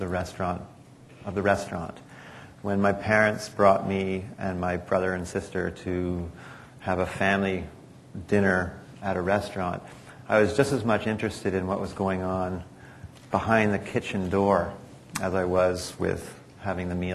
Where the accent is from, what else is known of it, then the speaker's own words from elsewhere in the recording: Toronto, Ontario, Canada; I'm from Toronto